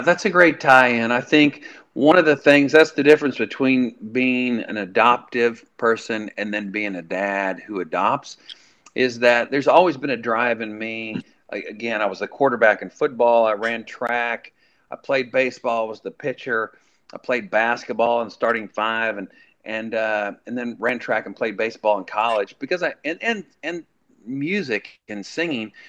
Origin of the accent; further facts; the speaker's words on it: Colby, Kansas, United States; moved away as an adult; also born or lived in Nashville; going home to my hometown, um, that it was say Colby Oasis on the Plains